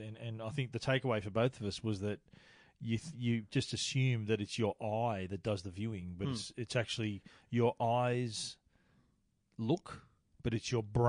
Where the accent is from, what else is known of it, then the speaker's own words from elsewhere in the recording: Australia; We're from Australia. We don't need a jacket.